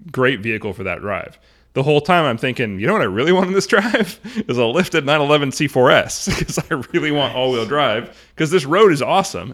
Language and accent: English; Arlington, Washington, United States; I grew up in Arlington